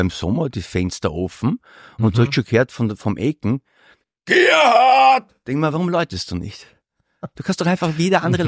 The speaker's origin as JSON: {"language": "German", "region": "Vienna", "country": "Austria", "said": "als gelernter Europäer und noch mehr als gelernter Wiener"}